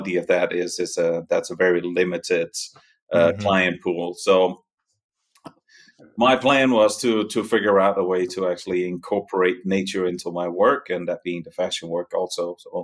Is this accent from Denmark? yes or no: yes; Denmark; accent: Danish; moved away as an adult; also born or lived in New York City, United States / Catskills, New York, United States; now in Val Trebbia, Italy; The accent is Danish. I'm from Denmark originally